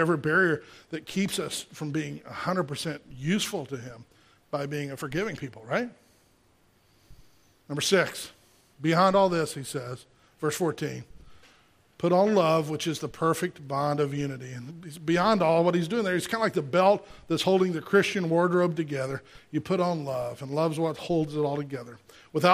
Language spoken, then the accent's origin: English; Gulf Coast, United States; I grew up on the Gulf Coast, and we'd get hurricanes